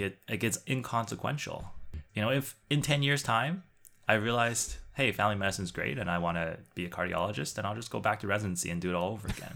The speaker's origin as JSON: {"language": "English", "country": "Canada", "said": "being Chinese Canadian and the ability to hopefully build a practice in which I can use part of my Mandarin"}